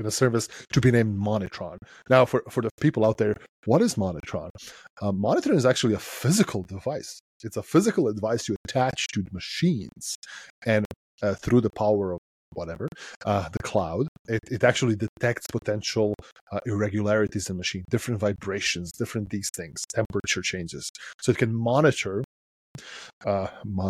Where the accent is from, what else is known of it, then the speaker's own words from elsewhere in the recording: Serbia; So I come from Serbia, right, which is Southeast Europe. And I grew up in a country in a time when we didn't really have a lot.